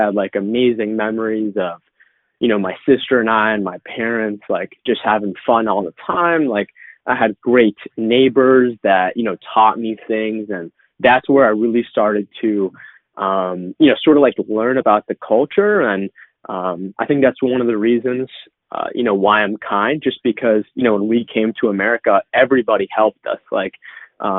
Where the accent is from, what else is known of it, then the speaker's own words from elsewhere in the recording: Boston, Massachusetts, United States; I was born in 1997 in Boston on the East Coast of the United States